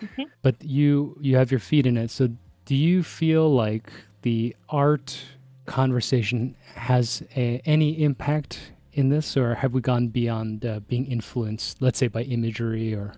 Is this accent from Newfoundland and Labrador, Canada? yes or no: no; Toronto, Ontario, Canada; now in Alberta, Canada; I was raised and born in Toronto, in a city.